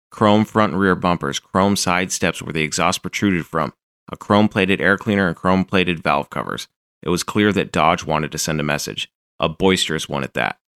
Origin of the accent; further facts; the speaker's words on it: Calgary, Alberta, Canada; The original owner purchased it new in 1965 in my hometown of Calgary.